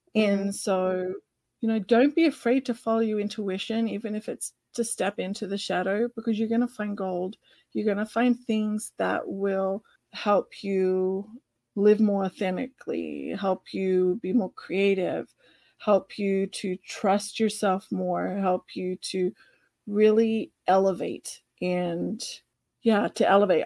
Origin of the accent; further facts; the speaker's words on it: Australia; accent: Australian; my Australian accent